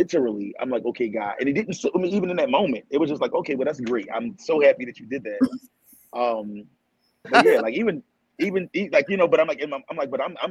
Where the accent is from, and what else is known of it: Philadelphia, Pennsylvania, United States; born or raised there